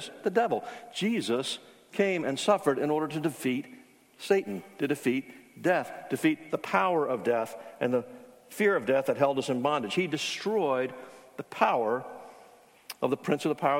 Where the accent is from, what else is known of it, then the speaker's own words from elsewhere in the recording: Charleston, South Carolina, United States; I grew up in Charleston where the Citadel is